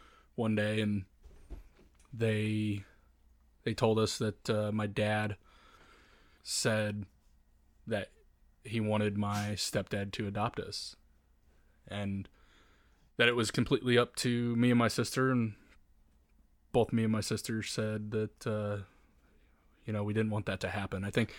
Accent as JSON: {"language": "English", "region": "Indiana", "country": "United States", "tie": "born there", "said": "So, I grew up in... Or I guess I was born in Indiana, and my parents got divorced."}